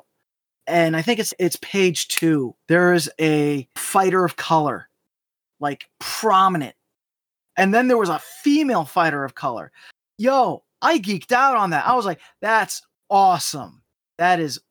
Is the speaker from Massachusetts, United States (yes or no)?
yes; Acton, Massachusetts, United States; first language English; also born or lived in Puerto Rico; We moved from Puerto Rico to Acton, Massachusetts, which is right smack in the middle of Irish-Italian Massachusetts.